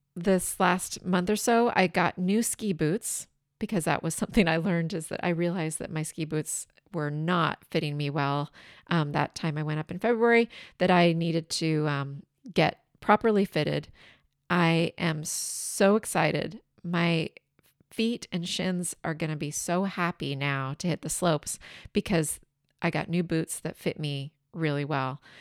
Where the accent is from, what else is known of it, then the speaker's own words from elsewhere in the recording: southeastern Washington, United States; moved away; my hometown is in southeastern Washington.